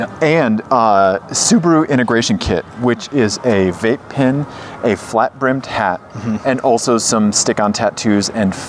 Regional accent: Missouri, United States; I'm from Missouri.

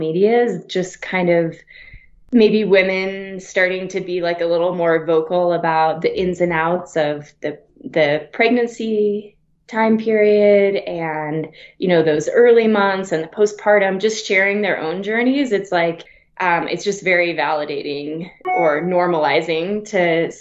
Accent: Wyoming, United States; also born or lived in Flagstaff, Arizona; now in Breckenridge, United States; I grew up in Wyoming

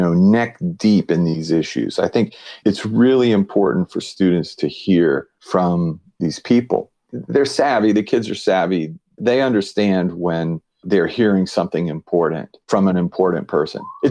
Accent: Hawaii, United States; I'm from Hawaii

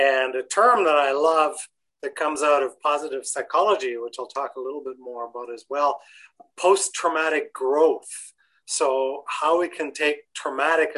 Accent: Canada; being Canadian

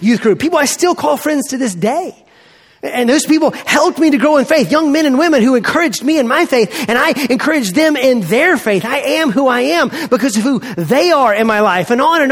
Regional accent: Montgomery, Alabama, United States; I grew up in Montgomery, Alabama, south of here, at Eastern Hills Baptist Church

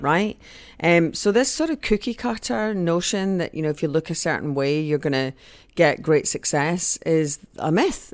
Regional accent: Scotland, United Kingdom; also born or lived in Mexico; I am Scottish

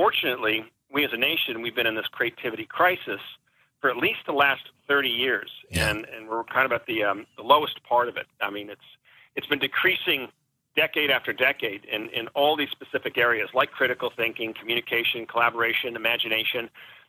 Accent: Newport Beach, California, United States; moved away as an adult; also born or lived in Wellesley, Massachusetts / San Diego, California; I grew up in Newport Beach, California

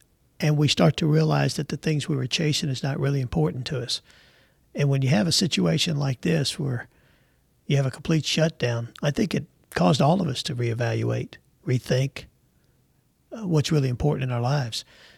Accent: New York City, New York, United States; now in Jacksonville, United States; We came from New York City to Jacksonville, Texas, with three boxes to our name on Trailways bus.

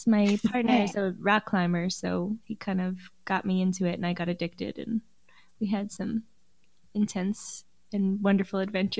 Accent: New York, United States; I'm from New York

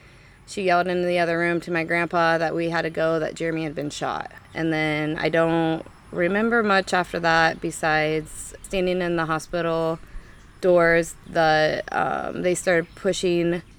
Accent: Ottumwa, Iowa, United States; also born or lived in Albia, Iowa / Kirksville; I'm from Ottumwa, born and raised

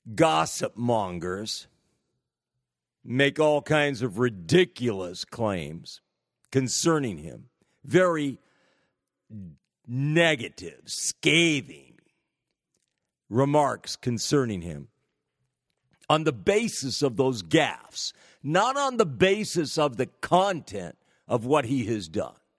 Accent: California, United States; my home state

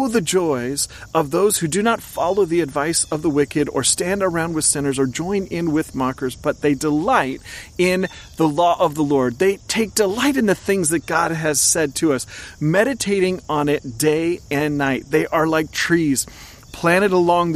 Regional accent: Oregon, United States; I grew up in Oregon.

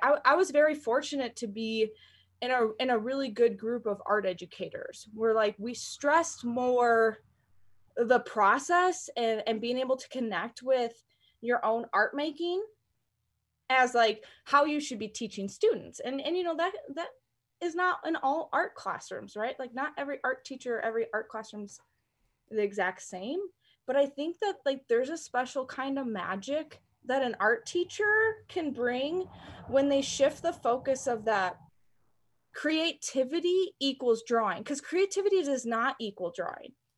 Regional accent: North Central Illinois, United States; moved away as an adult; now in Colorado, United States; I, I grew up in Illinois, and I went to school out in Illinois.

